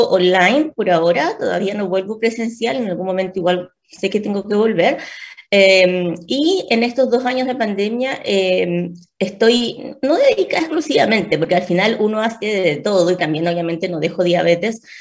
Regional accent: Punta Arenas, Magallanes, Chile; moved away as an adult; now in Santiago, Chile; soy médico nutrióloga, diabetóloga también, soy, de, soy magallánica, soy de Punta

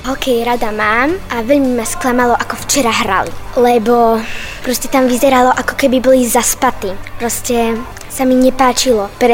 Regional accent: Slovakia; Tak som tiež Slovák a som veľmi rád, keď vyhrajú.

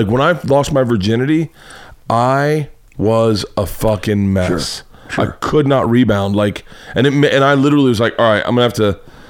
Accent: Orlando, Florida, United States; moved away as an adult; also born or lived in Tampa; now in Los Angeles, United States; like I grew up in Orlando.

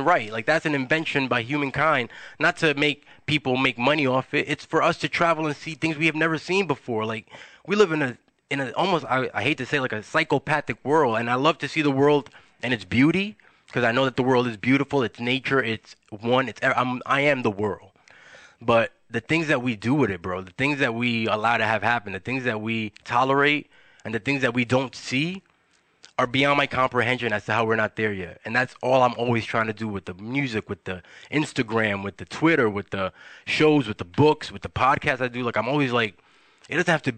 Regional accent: New York City, New York, United States; moved away; I'm from Wash Heights

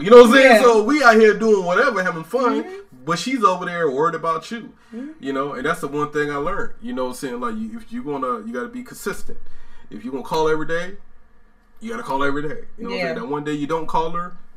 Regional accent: Georgia, United States; moved away as an adult; also born or lived in North Carolina; I'm from Georgia, but I was stationed in North Carolina at the time

